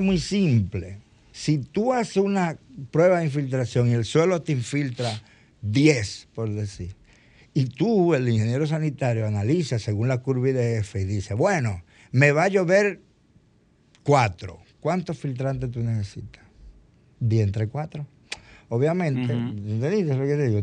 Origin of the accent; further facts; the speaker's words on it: Dominican Republic; somos los dominicanos